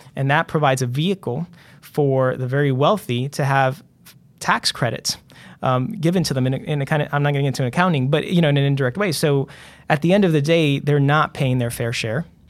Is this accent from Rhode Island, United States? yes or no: yes; Central Falls, Rhode Island, United States; growing up in Central Falls